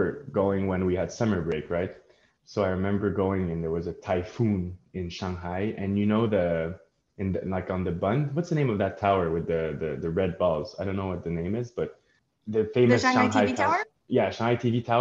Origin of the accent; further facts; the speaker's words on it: Montreal, Quebec, Canada; we grew up in Montreal, right, where the history is not that old